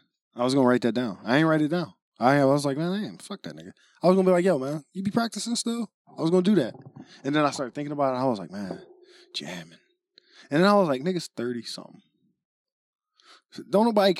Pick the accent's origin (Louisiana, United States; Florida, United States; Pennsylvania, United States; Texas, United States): Pennsylvania, United States; Philadelphia; nah, nigga, I'm from Philly, nigga.